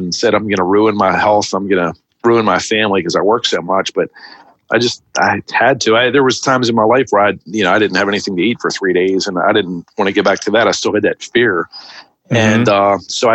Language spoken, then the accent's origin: English; Baltimore, Maryland, United States; also born or lived in West Hollywood, California / Jacksonville, Florida; Where I grew up in Baltimore City, the ideal thing was to like get a job working at a factory